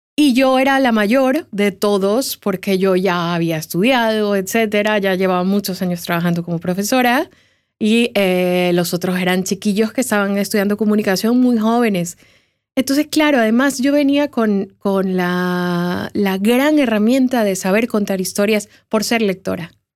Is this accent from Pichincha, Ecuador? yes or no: no; Guayaquil, Guayas, Ecuador; yo soy de Guayaquil, que es un lugar donde hace mucho calor